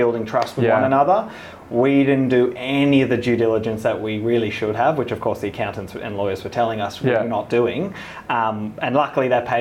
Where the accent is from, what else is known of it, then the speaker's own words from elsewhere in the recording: South Africa; moved away; I'm South African